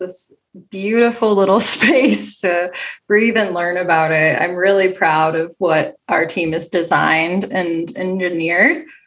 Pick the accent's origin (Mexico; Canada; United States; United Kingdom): United States; Cincinnati, Ohio; now in Los Angeles, United States; I'm from Cincinnati